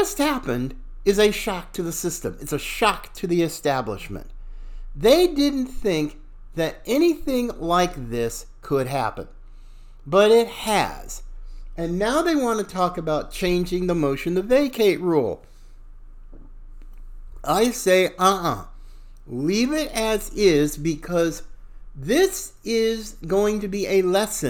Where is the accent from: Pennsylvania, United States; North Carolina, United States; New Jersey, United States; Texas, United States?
North Carolina, United States; Charlotte; I too, a Southerner, fifth generation, from Charlotte, North Carolina. I was born in that area